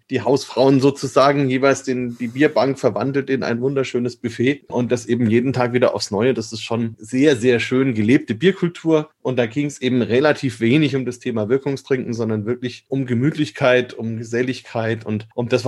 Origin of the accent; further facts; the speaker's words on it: Bavaria, Germany; Und bei uns in Franken ist es halt schon so, dass das, ja, also Muttermilch vielleicht nicht, aber es ist einfach was, was integraler Bestandteil ist